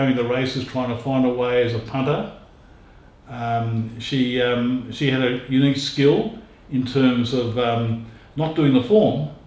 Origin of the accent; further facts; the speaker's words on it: Melbourne, Victoria, Australia; growing up in Fitzroy in the house, I never forget that 3UZ, the racing station, was constantly going